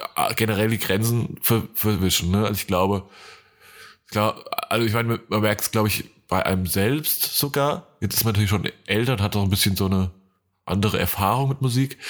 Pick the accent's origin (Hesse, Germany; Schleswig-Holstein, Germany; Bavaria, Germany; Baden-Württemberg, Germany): Hesse, Germany; moved away; in meiner Heimat